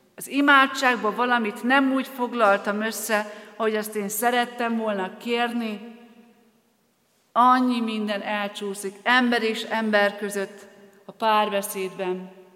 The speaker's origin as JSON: {"language": "Hungarian", "town": "Soltvadkert", "region": "Bács-Kiskun", "country": "Hungary", "also_born_or_lived": "Debrecen / Borsod County", "moved": "as an adult", "said": "Soltatkerti származású vagyok, és még édesapám Soltatkerten is él, és Kiskunhalasra jártam középiskolába"}